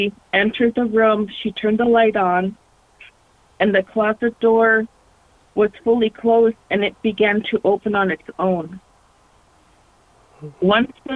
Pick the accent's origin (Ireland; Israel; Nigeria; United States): United States; Alaska; also born or lived in Arizona; I'm a Alaska Native. You know, I was raised mostly in Alaska.